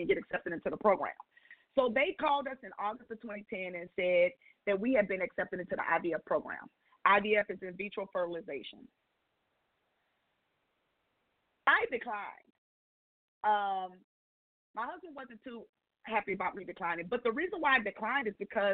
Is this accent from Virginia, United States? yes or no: no; San Antonio, Texas, United States; moved away; also born or lived in Mississippi; I'm from San Antonio